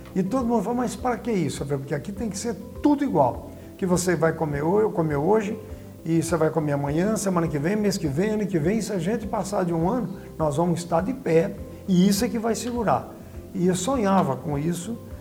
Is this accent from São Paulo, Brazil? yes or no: yes; Tupã, São Paulo, Brazil; also born or lived in Adamantina; eu nasci em Adamantina, viemos para Tupã com. Eu tinha nove anos, na década de 60